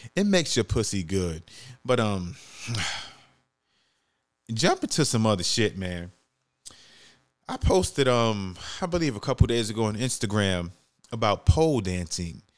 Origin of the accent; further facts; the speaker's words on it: New York City, New York, United States; moved away; I'm from the Bronx, New York. I was born and raised